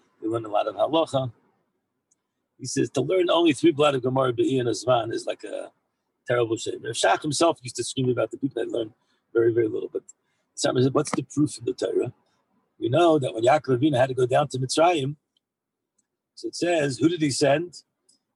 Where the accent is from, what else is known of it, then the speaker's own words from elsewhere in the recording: Maryland, United States; now in Israel; I'm from Maryland